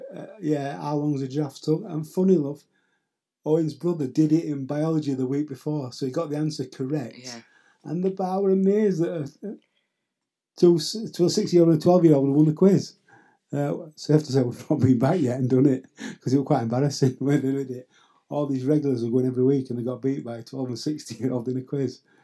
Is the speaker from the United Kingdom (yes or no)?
yes; Yorkshire and the Humber, United Kingdom; now in Caleta de Fuste, Spain; I'm from Yorkshire